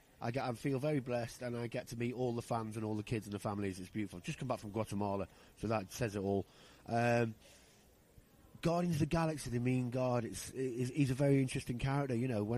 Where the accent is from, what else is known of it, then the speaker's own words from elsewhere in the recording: Rhyl, Wales, United Kingdom; Well, I'm from Rhyl. So if you're from Rhyl, you'll know me from Rhyl.